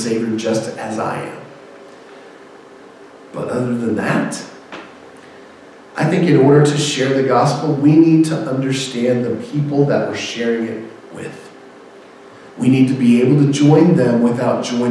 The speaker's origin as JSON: {"language": "English", "town": "Houston", "region": "Texas", "country": "United States", "said": "I love the Rockets because I'm from Houston"}